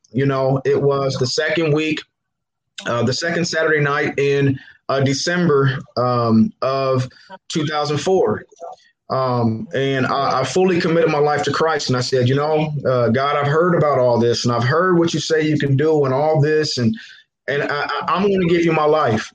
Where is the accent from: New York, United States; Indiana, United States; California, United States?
Indiana, United States; Muncie; I'm born and raised in Muncie, 1216 7th Street